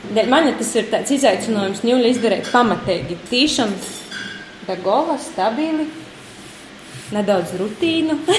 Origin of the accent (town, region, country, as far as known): Latgale, Latvia; accent: Latgalian; Latvian is a second language